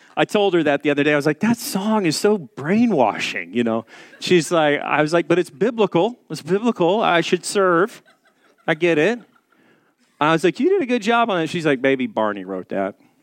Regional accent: the South, United States; I'm from the South, so we drink sweet tea.

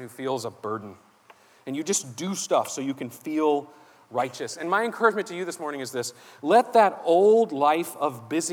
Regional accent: Savannah, Georgia, United States; I grew up in here in Savannah. I grew up, I went to church around here

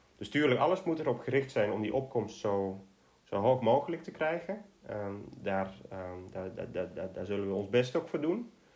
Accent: Netherlands; als Nederlander

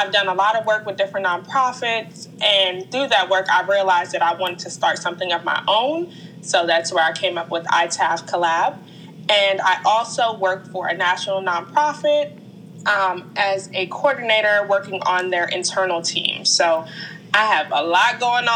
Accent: Hyattsville, Maryland, United States; I grew up in Hyattsville, Maryland

